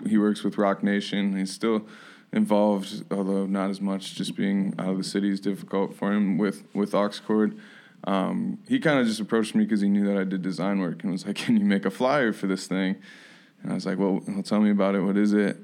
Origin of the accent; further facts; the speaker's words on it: Kalamazoo, Michigan, United States; moved away; my hometown of Kalamazoo Michigan